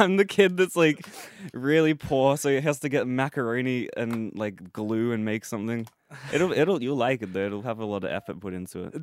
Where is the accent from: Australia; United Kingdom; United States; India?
Australia; born or raised there